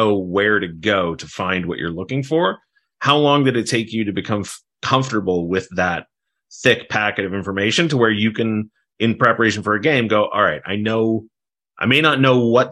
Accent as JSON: {"language": "English", "town": "Long Beach", "region": "California", "country": "United States", "tie": "born or raised there", "said": "I grew up in Long Beach, and Mike Nieto is my friend that I grew up with in Long Beach."}